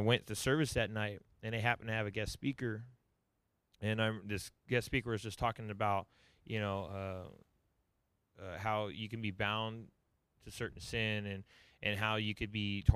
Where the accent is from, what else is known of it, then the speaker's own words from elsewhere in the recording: Southern California, United States; I grew up in Southern California.